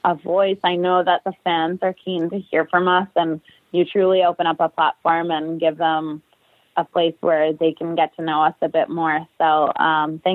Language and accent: English; Winnipeg, Manitoba, Canada; moved away as an adult; now in New Jersey, United States; I'm heading back to my hometown, Winnipeg, Manitoba, for 3 months